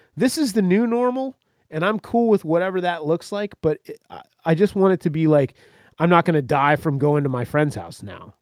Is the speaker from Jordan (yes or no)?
no; central Florida, United States; moved away; I grew up in Florida, man, central fucking Florida